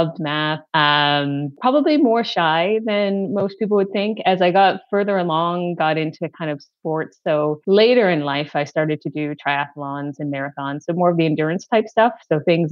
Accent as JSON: {"language": "English", "area": "outside Toronto", "region": "Ontario", "country": "Canada", "tie": "born or raised there", "moved": "as an adult", "lives_now": "United States", "said": "I grew up in Canada, so I am actually Canadian. I grew up outside of the Toronto area, so that's Toronto, Ontario"}